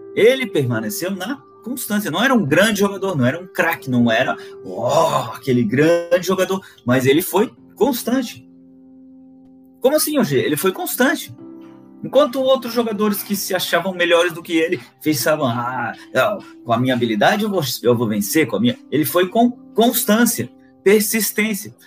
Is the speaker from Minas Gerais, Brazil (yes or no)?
no; Florianópolis, Santa Catarina, Brazil; sou natural de Florianópolis